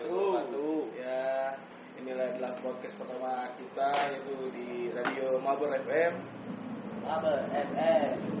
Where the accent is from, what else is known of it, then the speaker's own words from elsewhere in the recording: Lampung, Indonesia; now in Jakarta, Indonesia; gua dari Lampung